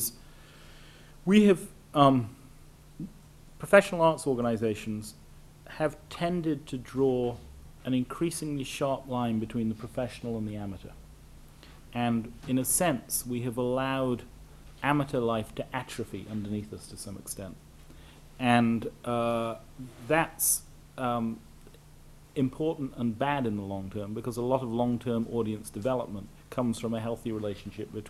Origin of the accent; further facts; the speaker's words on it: North Wales, United Kingdom; I grew up in North Wales.